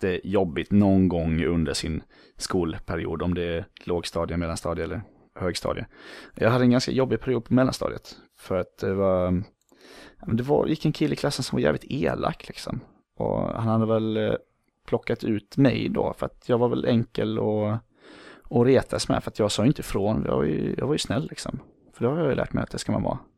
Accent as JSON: {"language": "Swedish", "town": "Falkenberg", "region": "Halland County", "country": "Sweden", "tie": "born or raised there", "also_born_or_lived": "Borås / San Diego", "moved": "as an adult", "said": "Uppväxt i Falkenberg på västkusten, det ligger ungefär 10 mil söder om Göteborg"}